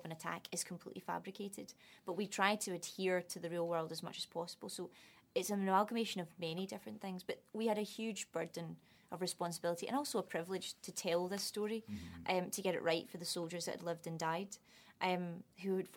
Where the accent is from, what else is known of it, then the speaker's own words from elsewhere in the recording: Scotland, United Kingdom; accent: Scottish; moved away; also born or lived in London; I'm not Irish, but I passed for it because the Scottish accent is close enough.